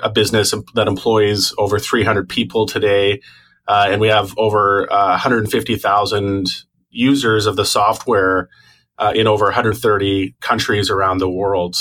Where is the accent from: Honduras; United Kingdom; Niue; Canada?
Canada; Toronto, Ontario; now in Vancouver, Canada; I was born in Toronto